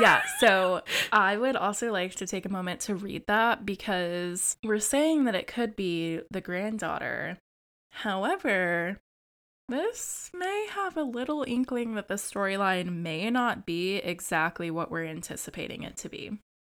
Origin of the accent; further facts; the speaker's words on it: United States; your American co-host